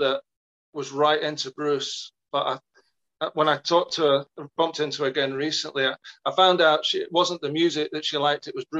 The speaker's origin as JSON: {"language": "English", "region": "England", "country": "United Kingdom", "tie": "born or raised there", "moved": "as an adult", "lives_now": "Scotland, United Kingdom", "said": "For university, I grew up in England and then moved up here and met my Elaine."}